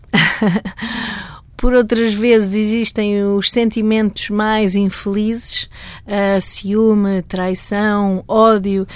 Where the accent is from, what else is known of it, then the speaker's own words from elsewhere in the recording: Cadaval, Lisbon, Portugal; na zona do Cadaval, que é a minha terra